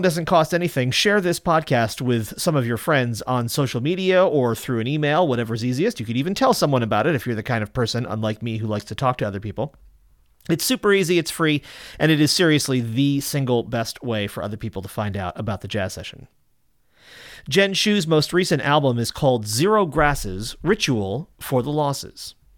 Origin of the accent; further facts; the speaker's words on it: Lenox, Massachusetts, United States; my hometown of Lenox, Mass.